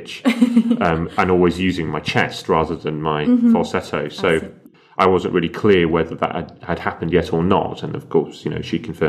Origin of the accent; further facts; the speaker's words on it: Sheffield, Yorkshire and the Humber, United Kingdom; involved in a lot of amateur dramatics companies in my hometown, which was Sheffield